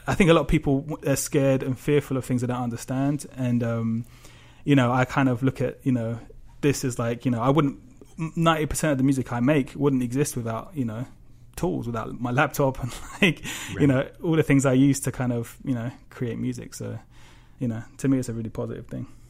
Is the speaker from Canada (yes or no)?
no; London, United Kingdom; I grew up in obviously in London